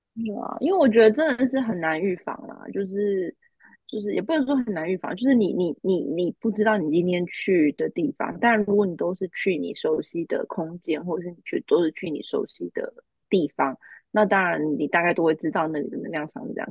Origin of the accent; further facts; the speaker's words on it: Taiwan; 我们，就是台湾人